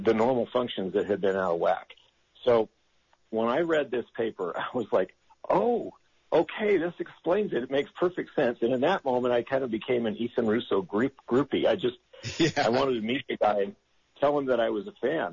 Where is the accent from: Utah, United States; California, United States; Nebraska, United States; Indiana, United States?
Utah, United States; moved away; I grew up here in Utah